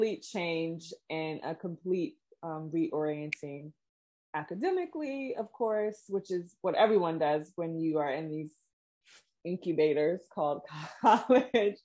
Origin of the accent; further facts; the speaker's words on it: Hampton Roads, Virginia, United States; accent: American; moved away as an adult; also born or lived in New York City; I had spent the majority of the pandemic in my hometown in Hampton Roads, Virginia